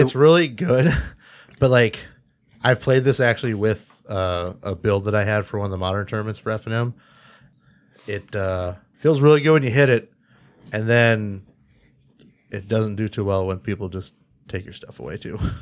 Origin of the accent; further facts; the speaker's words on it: Jamestown, North Dakota, United States; I grew up in North Dakota